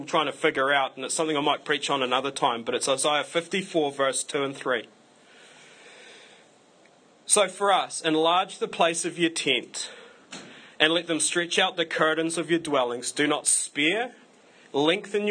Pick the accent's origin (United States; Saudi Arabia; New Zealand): New Zealand